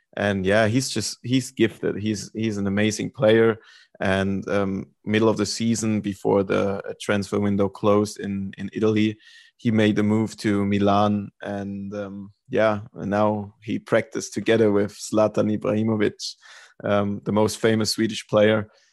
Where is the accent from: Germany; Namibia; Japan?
Germany; moved away as an adult; also born or lived in North Carolina, United States / Sweden; I lived in Germany. I'm from Germany